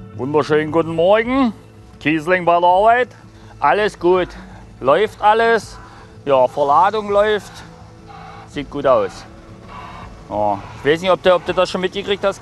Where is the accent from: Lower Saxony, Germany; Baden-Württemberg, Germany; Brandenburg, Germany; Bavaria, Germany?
Brandenburg, Germany; Mühlberg; Ich bin hier geboren, ich bin sogar in Mühlberg geboren